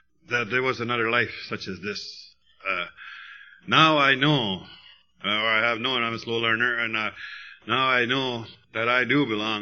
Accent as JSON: {"language": "English", "town": "West Bay", "region": "Ontario", "country": "Canada", "tie": "born or raised there", "moved": "yes", "lives_now": "Sault Ste. Marie, Canada", "said": "I was born in Manitoulin, West Bay, but the Sioux is my town"}